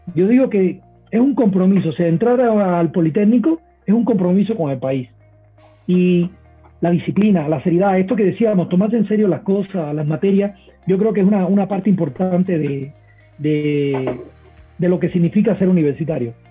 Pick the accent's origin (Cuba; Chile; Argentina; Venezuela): Cuba; now in Mexico; yo vengo de Cuba